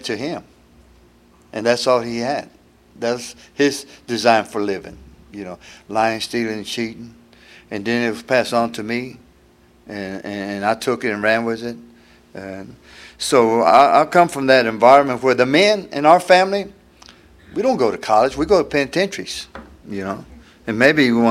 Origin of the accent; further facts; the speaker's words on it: Houston, Texas, United States; I'm from Houston, been there next month. I've been there 72 years